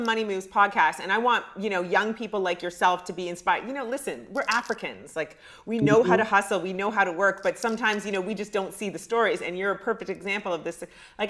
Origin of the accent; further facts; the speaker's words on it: Ghana; I'm Ghanaian.